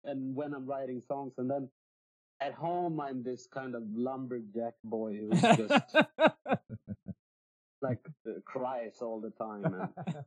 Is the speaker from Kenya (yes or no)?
no; Sweden; accent: Swedish; English is a second language; also born or lived in Singapore; I grew up in Sweden